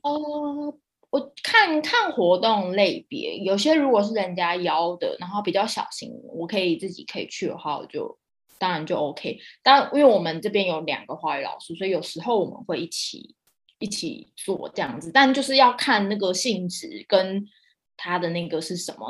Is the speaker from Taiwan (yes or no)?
yes; Taiwan; moved away as an adult; also born or lived in Palau; 很多台湾人 很多都市人来，我们来自那种讲求效率的那个文化